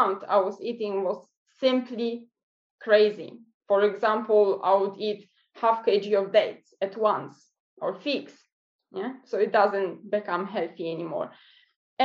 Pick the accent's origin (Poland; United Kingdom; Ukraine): Poland; now in New Zealand; I'm originally from Poland, but I'm based in New Zealand